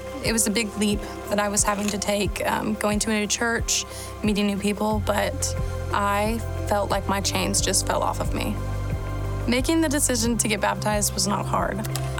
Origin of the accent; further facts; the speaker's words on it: Dickson, Tennessee, United States; I'm from Dixon, Tennessee.